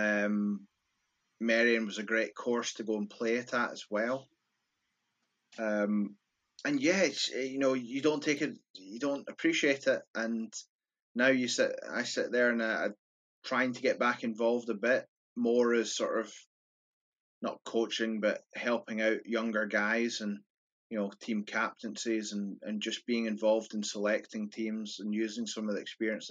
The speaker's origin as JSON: {"language": "English", "region": "Scotland", "country": "United Kingdom", "said": "from my voice, I'm Scottish"}